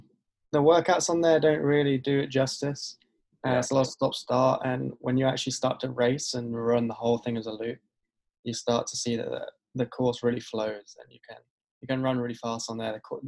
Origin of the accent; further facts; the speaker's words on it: England, United Kingdom; now in United States; So growing up in England, I guess, like most kids in England, I wanted to play football, or soccer, as you guys call it over here.